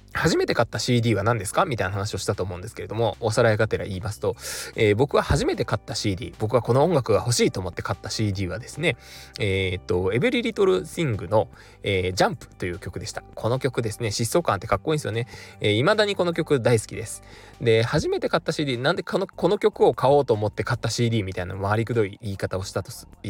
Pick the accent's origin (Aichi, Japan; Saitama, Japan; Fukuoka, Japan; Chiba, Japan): Fukuoka, Japan; moved away; 僕福岡地元なんですけれども